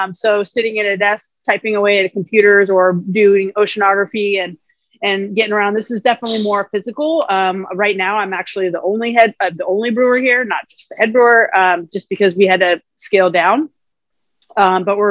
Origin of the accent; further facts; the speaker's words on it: Oregon, United States; moved away as an adult; now in San Francisco, United States; I am originally from Oregon. I moved down here to San Francisco about 25 years ago for school. But being from Oregon, you just kind of like grow up with the craft beer culture.